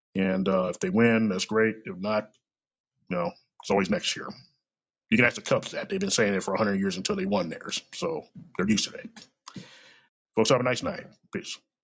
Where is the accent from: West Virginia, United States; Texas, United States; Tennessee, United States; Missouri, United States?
Missouri, United States; Kansas City; I was born and raised in this bitch. Okay, I was born in Truman Hospital, which is like about maybe five or ten miles down the road from me